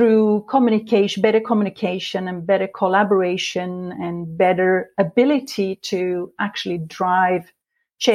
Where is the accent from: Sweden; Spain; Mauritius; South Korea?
Sweden; moved away as an adult; now in Norway; I was born in Sweden many years ago, but for the past 22 years, I've lived in this beautiful country in Norway